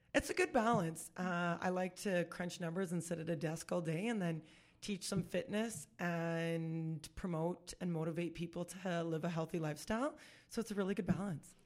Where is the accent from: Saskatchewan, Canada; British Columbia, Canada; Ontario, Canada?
Saskatchewan, Canada; Saskatoon; I'm born and raised in Saskatoon